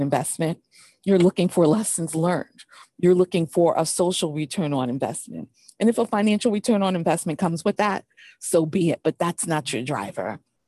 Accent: New York City, New York, United States; I grew up in New York City, so grew up right by Wall Street.

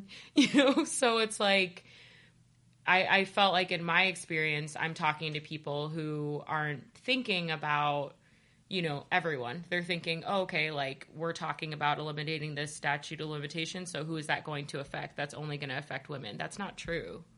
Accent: Ohio, United States; I'm from Ohio

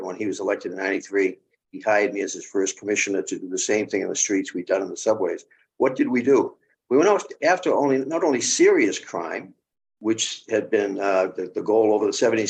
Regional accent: Boston, Massachusetts, United States; moved away as an adult; also born or lived in Los Angeles / New York City; now in Hampton Bays, United States; Born and raised in Boston, Massachusetts, that began my police career in Boston at that time, 1970, but Boston kid, Dorchester.

